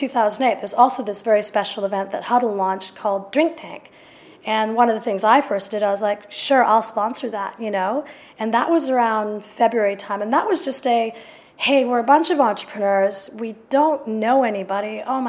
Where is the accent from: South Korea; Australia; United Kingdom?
United Kingdom; London; but I'm a European. Despite this accent, I am a European. I'm a proud European. And I'm a Londoner, and I'm a proud Londoner.